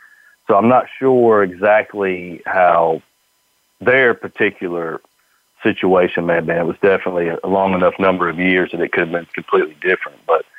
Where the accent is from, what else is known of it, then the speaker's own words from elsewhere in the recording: the South, United States; growing up in the South